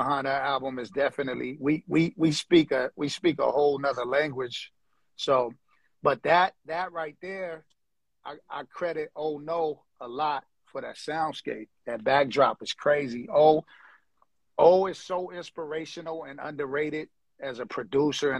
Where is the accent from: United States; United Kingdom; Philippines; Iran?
United States; Los Angeles, California; now in Hawaii, United States; I'm from L.A., like, South Central area.